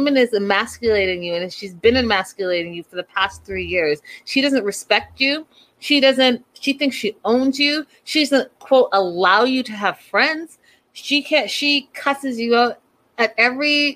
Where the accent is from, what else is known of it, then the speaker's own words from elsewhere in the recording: Canada; as a Canadian